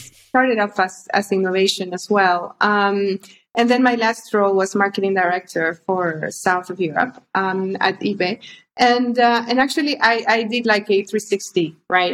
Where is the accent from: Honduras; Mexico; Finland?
Honduras; moved away as an adult; also born or lived in London / Spain; I'm originally from Honduras. I grew up in Honduras. I I left uh, when I was on, on my early twenties